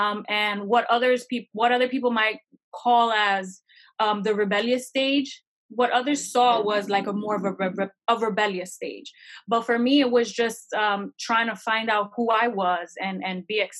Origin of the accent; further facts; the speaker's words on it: New Jersey, United States; also born or lived in Florida, United States; So I was born in Florida. I went to New Jersey at 4 months up until I was 14.